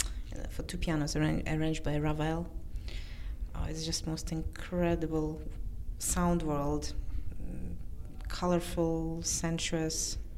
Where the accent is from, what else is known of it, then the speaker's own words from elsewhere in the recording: Russia; I'm from Russia, so I mean, I thought, I wouldn't know such.